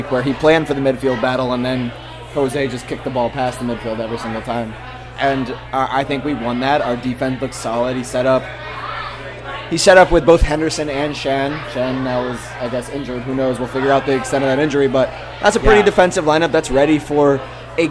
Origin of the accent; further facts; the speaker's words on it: Ireland; we're both Irish